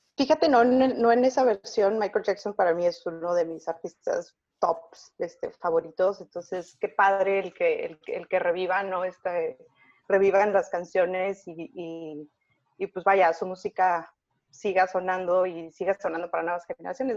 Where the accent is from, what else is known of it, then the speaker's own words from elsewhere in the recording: Mexico; also born or lived in Canada; soy mexicana